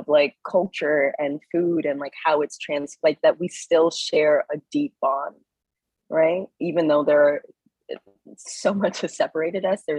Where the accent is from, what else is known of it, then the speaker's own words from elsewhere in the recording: Iowa, United States; I grew up in Iowa.